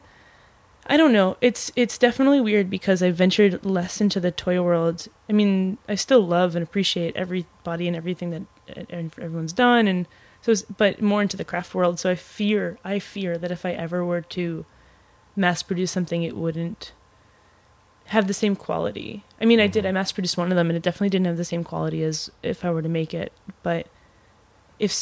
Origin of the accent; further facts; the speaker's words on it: Philadelphia, Pennsylvania, United States; moved away as an adult; now in Chicago, United States; Growing up in Philly and having diners everywhere